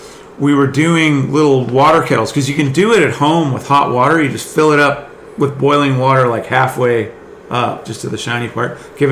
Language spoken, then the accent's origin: English; Northeast, United States; Like the guys, like the waves that we grew up riding in the Northeast, like it's no joke